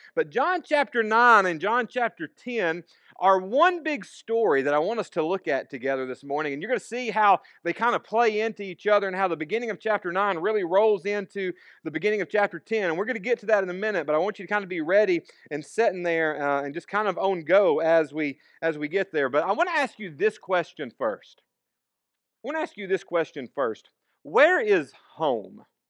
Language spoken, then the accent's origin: English; Savannah, Tennessee, United States; born or raised there; also born or lived in Florence, Alabama